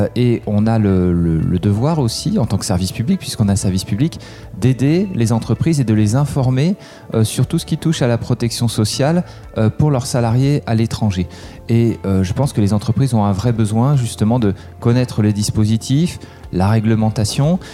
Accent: Aix-en-Provence, Provence-Alpes-Côte d'Azur, France; moved away as an adult; also born or lived in Bath, England; now in Paris, France; J'ai grandi à Aix-en-Provence et puis après je suis euh, allé faire mes études à Paris

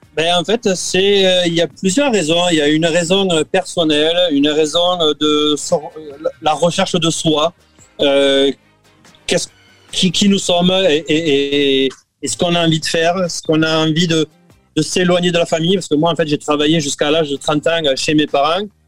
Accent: Béziers, Occitania, France; moved away as an adult; also born or lived in Pont-de-l'Arn / Gigean; now in Canada; du côté de Béziers, qui est ma ville natale

